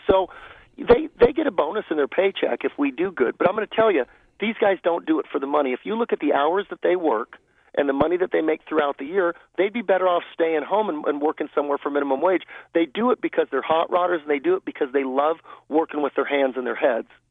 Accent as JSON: {"language": "English", "town": "Los Angeles", "region": "California", "country": "United States", "tie": "born or raised there", "said": "I grew up in the San Fernando Valley, uh, about uh, 45 miles from Pomona"}